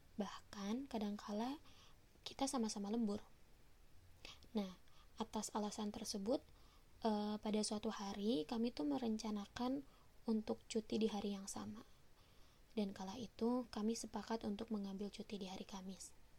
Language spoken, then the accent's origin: Indonesian; West Java, Indonesia; also born or lived in Bekasi; aku memang asli Sunda